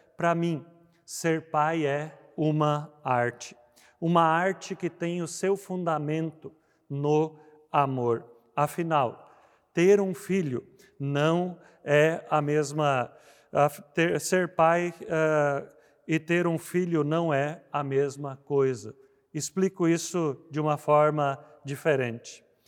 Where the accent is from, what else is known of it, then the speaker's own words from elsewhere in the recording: Rio Grande do Sul, Brazil; no Rio Grande do Sul, onde eu cresci